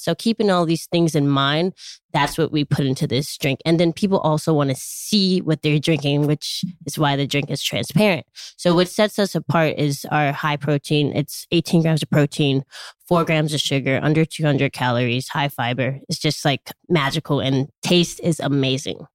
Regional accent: Chicago, Illinois, United States; I grew up in Chicago, Illinois.

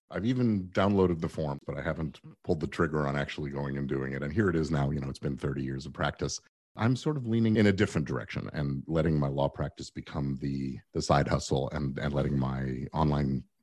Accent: England, United Kingdom; born there; I was born in England, so I actually have the immigration status where I could get licensed there and work in England as well.

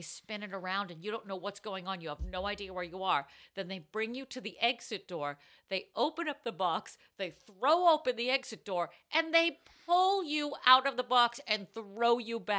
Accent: Utah, United States; I'm from Utah and I can't feel my feet.

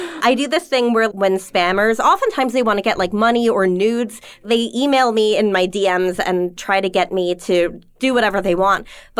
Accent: New York, United States; Long Island.

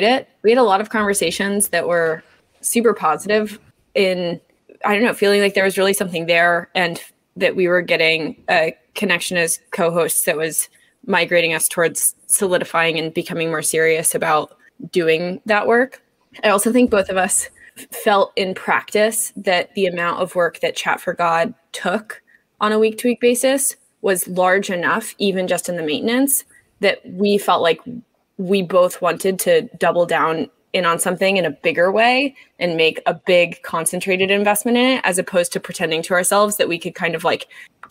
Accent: Texas, United States; I'm from Texas

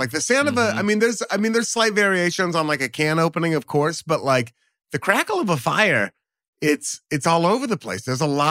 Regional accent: Beaverton, Oregon, United States; from Beaverton, Oregon.

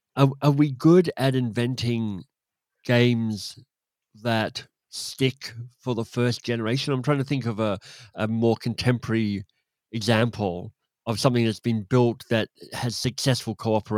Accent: Australia; also born or lived in England / United States / Canada; well, I grew up in Australia and then in England and then in the US and then in Canada, so I'm thoroughly westernized in terms of how I think about stuff.

